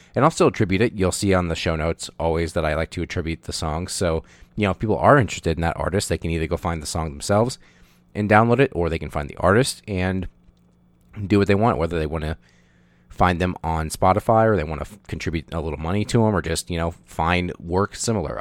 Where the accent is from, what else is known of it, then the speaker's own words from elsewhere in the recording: United States; as an American child growing up, um, in the eighties and nineties